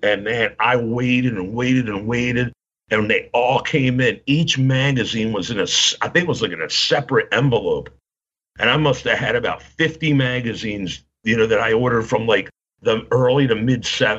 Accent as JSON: {"language": "English", "town": "Baltimore", "region": "Maryland", "country": "United States", "tie": "born or raised there"}